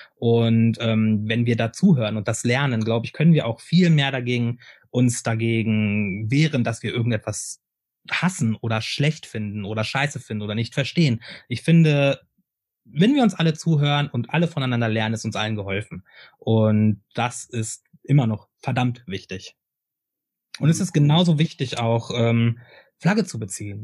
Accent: Hameln, Lower Saxony, Germany; now in Hannover, Germany; Ich bin ja also Hameln, Hameln beziehungsweise Hannover, wo ich, wo ich aufgewachsen bin, beziehungsweise jetzt wohne

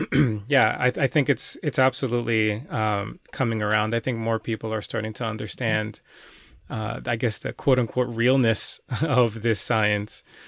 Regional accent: New York City, New York, United States; my hometown of New York City

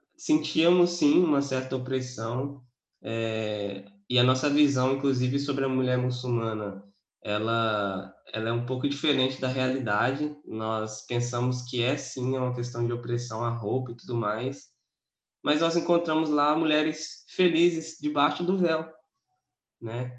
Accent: interior of Espírito Santo, Brazil; now in Vitória, Brazil; sou de Vitória, Espírito Santo. Na verdade, sou do interior, mas moro em Vitória.

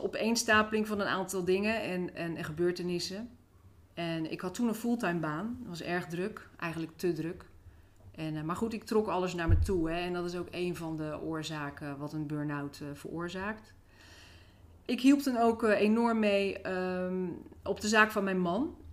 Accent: Rotterdam, South Holland, Netherlands; now in Nieuwerkerk aan den IJssel, Netherlands; Ik ben opgegroeid in eh, Rotterdam.

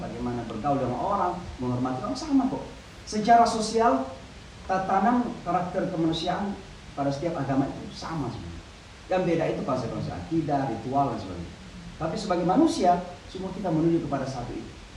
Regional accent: Indonesia; moved away as an adult; also born or lived in Pakistan / Saudi Arabia; now in New York, United States; saya memang sudah meninggalkan Indonesia ini sejak umur 18 tahun. Jadi sejak tamat di pesantren, saya kuliah di Pakistan 7 tahun, mengajar di Saudi 2 tahun

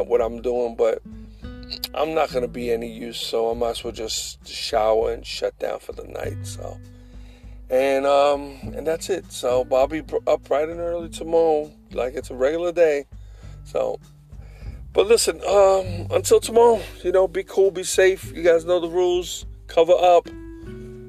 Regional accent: United States

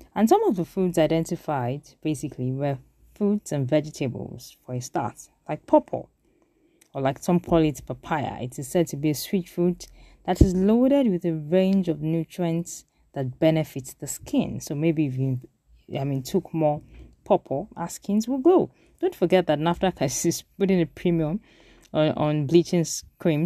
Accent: South West Nigeria, Nigeria; we grew up in the Southwest

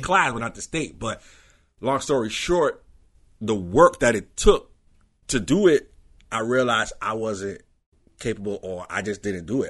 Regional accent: New York, United States; I grew up in Queens

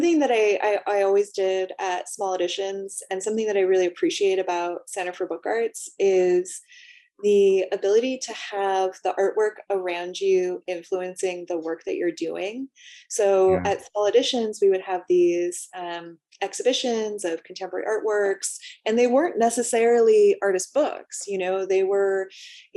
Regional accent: Los Angeles, California, United States; also born or lived in San Diego; I'm from Los Angeles, but actually, yeah, spent a lot of time in San Diego growing up.

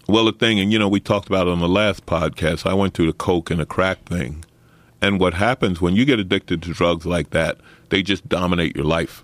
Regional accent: New York City, New York, United States; I grew up in Saint Albans, Queens, working class black neighborhood

